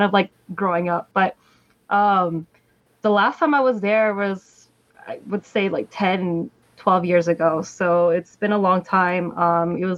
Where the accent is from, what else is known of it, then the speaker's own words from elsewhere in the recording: United States; also born or lived in Philippines; growing up in the Philippines and then also like growing up here in America